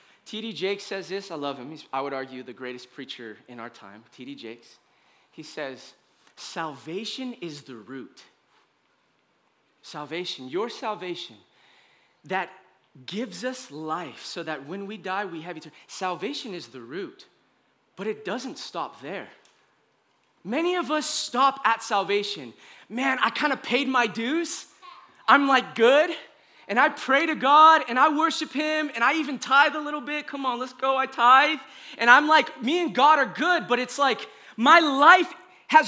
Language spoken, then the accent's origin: English; United States; I love being an American. I do. I'm like a U.S. citizen